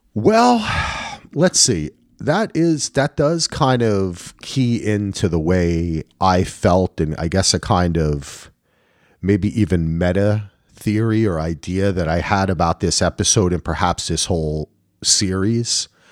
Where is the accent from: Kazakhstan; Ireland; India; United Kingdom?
Ireland; I'm Irish